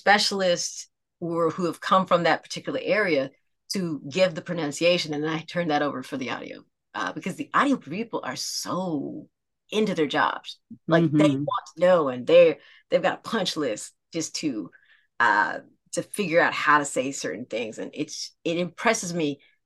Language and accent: English; Aiken, South Carolina, United States; I'm from Aiken, South Carolina